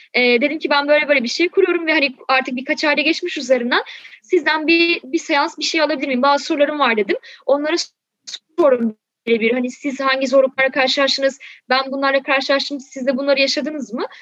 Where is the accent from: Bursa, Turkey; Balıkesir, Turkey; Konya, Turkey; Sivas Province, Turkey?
Balıkesir, Turkey; also born or lived in Şanlıurfa; now in Istanbul, Turkey; Şimdi ben Balıkesir'de büyüdüm. Yani şu an İstanbul'da yaşıyorum. Ama hani orada doğup büyüdüm.